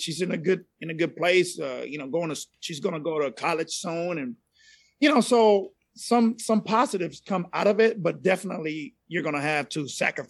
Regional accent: Panama; accent: Latin; first language Spanish; English is a second language; also born or lived in Panama City, Panama; now in Dallas, United States; So I'm originally from Central America. I'm from Panama originally. Still fluent in Spanish. That was my first language. Every now and then you can hear an accent come out. It is not a Dallas accent. It's a Latin accent, right?

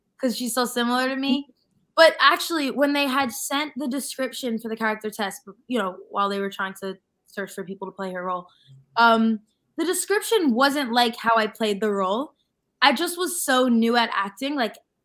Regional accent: New York / Long Island, United States; accent: New York / Long Island

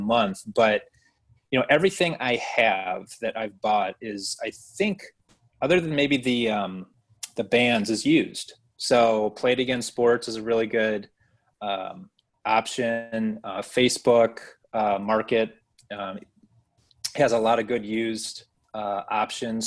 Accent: Michigan, United States; now in Kentucky, United States; I'm from Michigan originally

